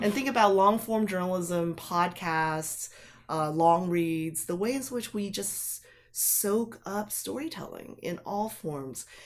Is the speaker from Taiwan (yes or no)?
yes; Taipei, Taiwan; moved away; I was born in Taipei, and grew up there